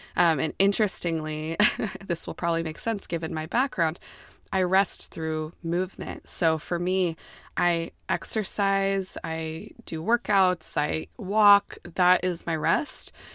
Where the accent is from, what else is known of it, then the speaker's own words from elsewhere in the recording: United States; I'm American, and I was raised to be an American